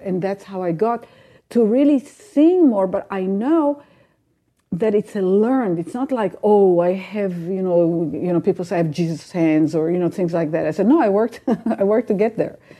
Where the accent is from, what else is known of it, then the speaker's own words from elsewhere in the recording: Israel; moved away; I grew up in Israel